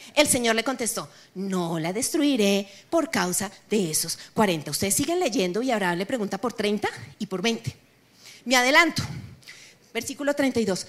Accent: Colombia; yo también soy colombiana

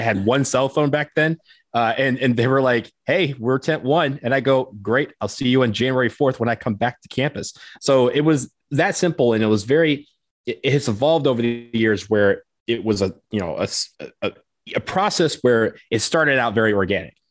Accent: outside Detroit, Michigan, United States; I grew up outside Detroit

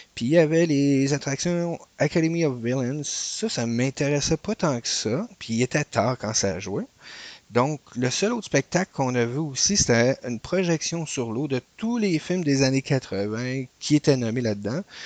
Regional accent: Canada; Nous autres, on venait du Canada.

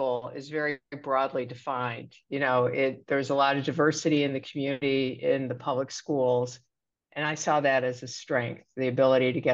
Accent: Chicago, Illinois, United States; So I grew up in the south side of Chicago in Hyde Park, which is in the same community as the University of Chicago

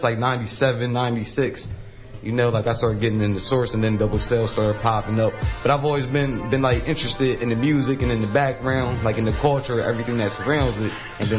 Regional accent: Wilmington, Delaware, United States; Originally, I'm from Wilmington, Delaware.

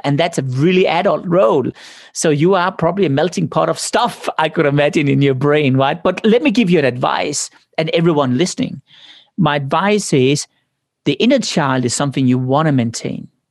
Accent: Denmark; moved away; I came from Denmark, ninety-nine point nine percent are Protestants

